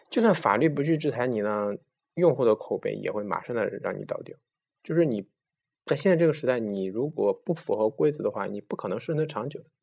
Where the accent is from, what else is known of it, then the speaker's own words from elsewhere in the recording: China; 我们中国人